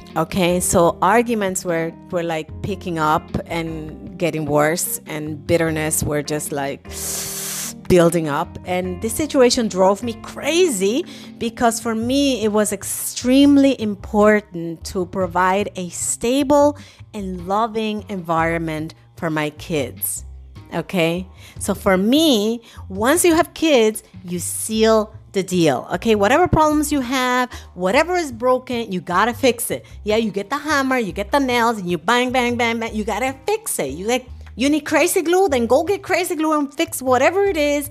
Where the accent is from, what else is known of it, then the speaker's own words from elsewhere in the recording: New York City, New York, United States; moved away as an adult; now in Germany; I grew up in New York City